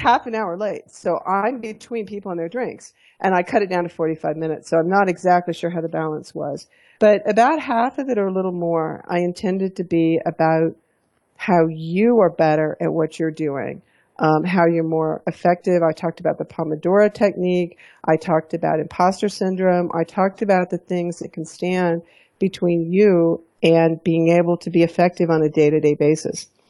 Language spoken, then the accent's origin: English; Alabama, United States; also born or lived in Texas / Houston / Fort Collins, Colorado; now in Colorado, United States; growing up in Alabama.